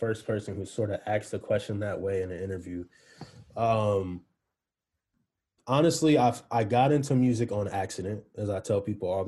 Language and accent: English; East Coast, United States; I'm from the East Coast